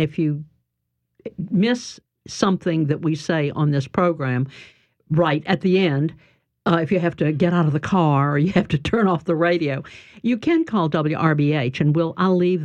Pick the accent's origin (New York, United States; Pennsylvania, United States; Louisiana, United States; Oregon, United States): Louisiana, United States; New Orleans; I'm from New Orleans and I'm used to shrimp boats and things.